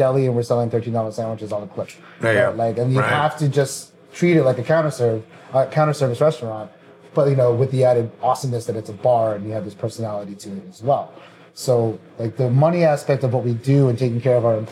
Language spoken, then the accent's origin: English; Washington, District of Columbia, United States; also born or lived in Fairfax, Virginia; I was born in Washington DC